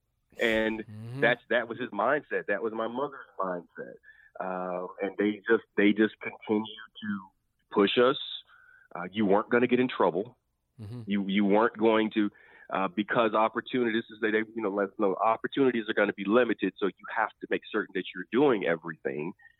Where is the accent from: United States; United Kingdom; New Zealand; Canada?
United States; Anniston, Alabama; my hometown. Like, that's where I'm from. I mean, that happened 5 minutes from the house that I grew up